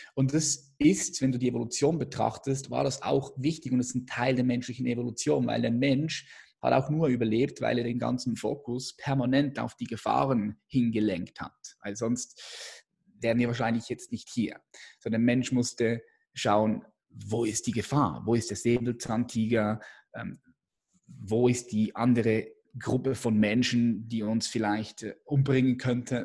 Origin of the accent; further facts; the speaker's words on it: Switzerland; ich bin Schweizer